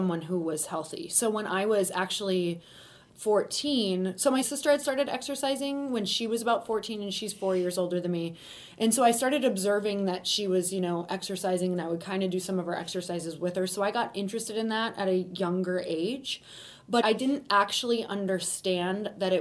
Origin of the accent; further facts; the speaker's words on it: Upper Peninsula of Michigan, United States; I'm from Upper Michigan, which is in a really, really tiny town. It's literally about 3 hours from anything that resembles a city. So really in the woods, which was great growing up for the most part.